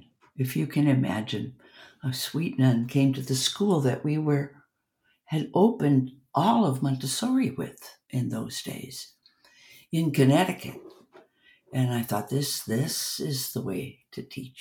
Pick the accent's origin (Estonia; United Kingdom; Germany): Germany; moved away; We came from Germany